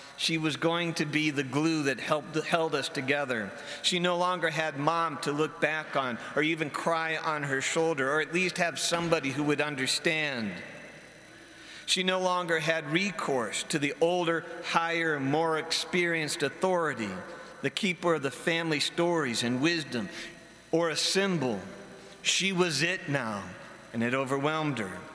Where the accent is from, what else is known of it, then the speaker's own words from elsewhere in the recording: Barberton, Ohio, United States; moved away as an adult; going back to my hometown of Barberton after being away at school for a while